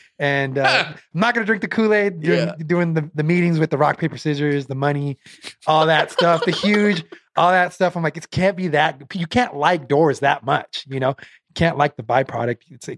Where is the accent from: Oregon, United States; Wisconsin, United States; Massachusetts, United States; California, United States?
Oregon, United States; Portland; now in Las Vegas, United States; I actually grew up in Portland, Oregon. Came out to Vegas probably like 6-7 years ago.